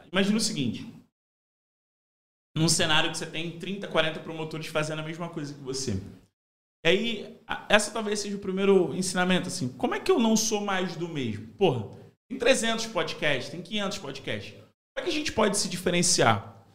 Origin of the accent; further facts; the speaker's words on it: Madureira, Rio de Janeiro, Brazil; eu sou de Madureira